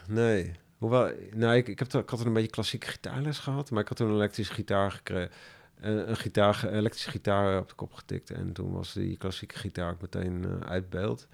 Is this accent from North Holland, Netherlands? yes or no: no; Ermelo, Gelderland, Netherlands; moved away; also born or lived in Amsterdam; ik kom uit, ik ben in Ermelo opgegroeid